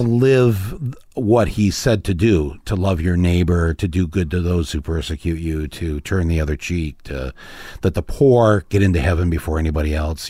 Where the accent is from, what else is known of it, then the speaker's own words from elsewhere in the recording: Midwest, United States; we're from the Midwest